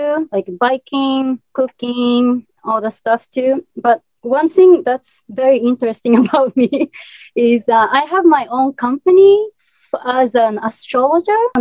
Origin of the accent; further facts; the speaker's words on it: Japan; English is a second language; moved away; I'm from such a small town in Japan, I'm from a countryside, like deep in mountain.